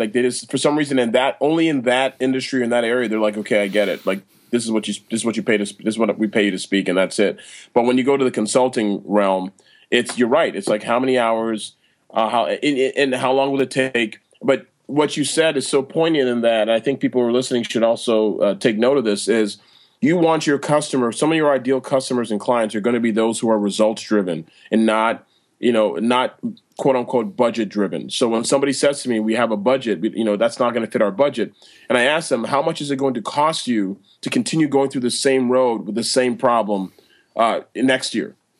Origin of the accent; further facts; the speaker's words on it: Toronto, Ontario, Canada; I'm born and raised in Toronto, Canada